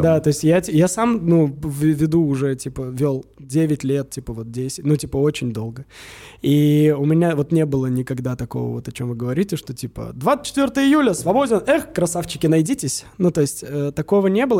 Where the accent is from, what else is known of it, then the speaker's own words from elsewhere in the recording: Samara, Samara Oblast, Russia; now in Moscow, Russia; Я из Самары